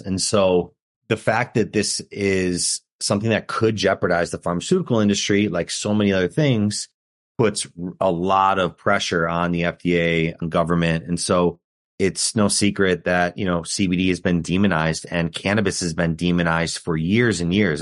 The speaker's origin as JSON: {"language": "English", "town": "Chicago", "region": "Illinois", "country": "United States", "said": "We're from Chicago"}